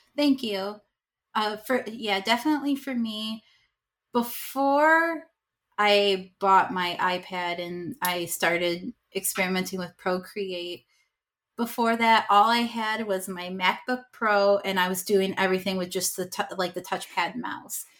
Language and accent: English; Rochester, New York, United States; I'm from Rochester, New York